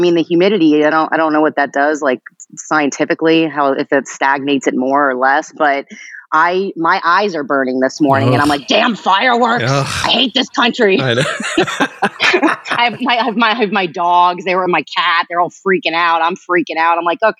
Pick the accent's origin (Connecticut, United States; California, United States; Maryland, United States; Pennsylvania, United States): Pennsylvania, United States; East Stroudsburg; born there; So I was born in East Stroudsburg, Pennsylvania.